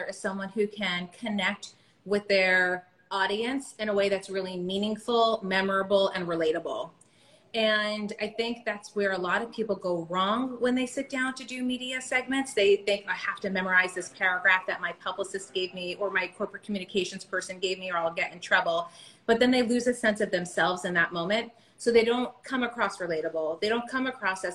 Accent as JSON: {"language": "English", "town": "Bethlehem", "region": "Pennsylvania", "country": "United States", "tie": "born or raised there", "said": "I grew up in Bethlehem, Pennsylvania"}